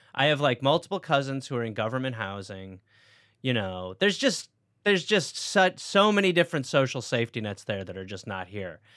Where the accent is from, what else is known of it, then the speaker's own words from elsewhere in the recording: Milwaukee, Wisconsin, United States; accent: American; moved away as an adult; also born or lived in England; now in Los Angeles, United States; I was raised in Wisconsin by English people